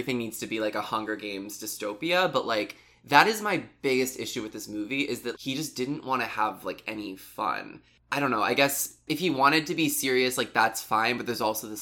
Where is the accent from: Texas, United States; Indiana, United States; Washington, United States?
Indiana, United States; I'm from Indiana